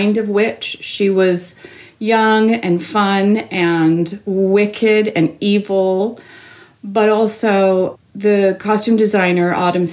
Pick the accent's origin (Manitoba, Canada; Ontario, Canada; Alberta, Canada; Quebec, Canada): Ontario, Canada; Toronto; I grew up in Toronto, born and raised